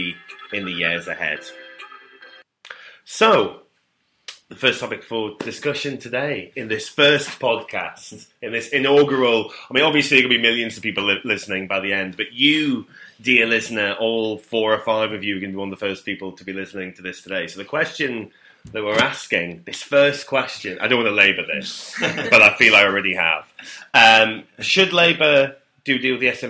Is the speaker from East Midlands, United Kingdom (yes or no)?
no; North East England, United Kingdom; moved away; I'm a home in the northeast